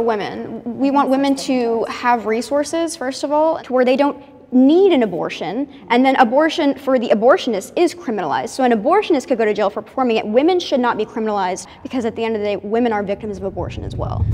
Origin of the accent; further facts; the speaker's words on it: Charlotte, North Carolina, United States; I am from Charlotte, North Carolina